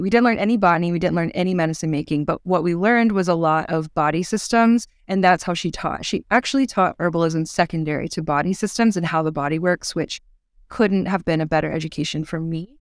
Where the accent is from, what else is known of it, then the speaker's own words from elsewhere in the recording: Chattanooga, Tennessee, United States; I am from Chattanooga, Tennessee, which is a beautiful town in a bowl of foothills in the Southern Appalachian mountain range. And I grew up here